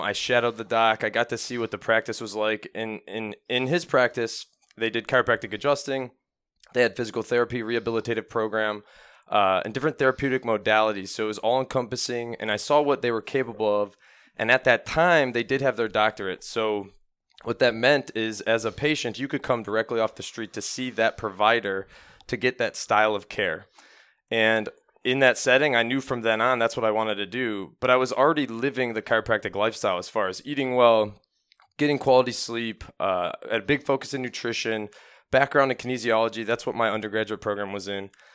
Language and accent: English; Parma, Ohio, United States; I grew up in Parma, Ohio